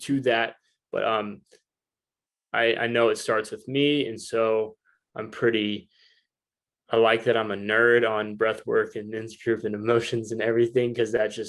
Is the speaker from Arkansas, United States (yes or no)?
yes; Northwest Arkansas, United States; moved away as an adult; now in San Diego, United States; Northwest Arkansas is my hometown